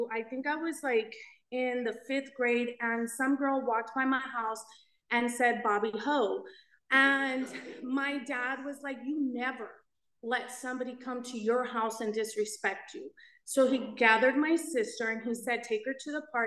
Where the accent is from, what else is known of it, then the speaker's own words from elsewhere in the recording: Los Angeles, California, United States; So I grew up in East